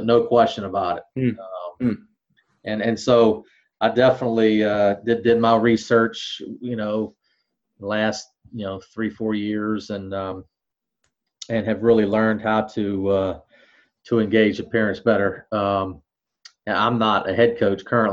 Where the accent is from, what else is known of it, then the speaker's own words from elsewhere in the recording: near Clemson, South Carolina, United States; I grew up in South Carolina right next to Clemson